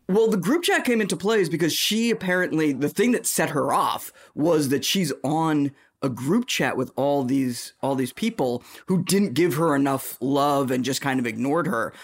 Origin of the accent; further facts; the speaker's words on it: Boston, Massachusetts, United States; accent: Boston; I'm from Boston